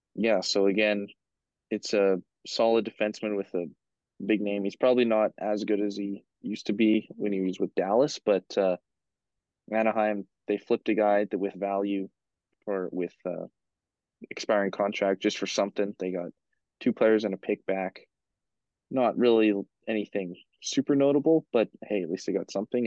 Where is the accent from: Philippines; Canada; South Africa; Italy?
Canada; Beaumont, Alberta; went to school with us here in Beaumont